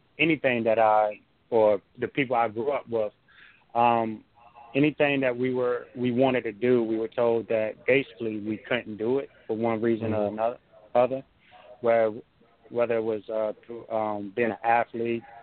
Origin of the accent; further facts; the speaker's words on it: Hampton, Virginia, United States; also born or lived in Newport News, Virginia; now in Tampa, United States; Yes, I grew up in Hampton. I now live in Tampa, Florida, but I grew up in Hampton. Hampton and Newport News.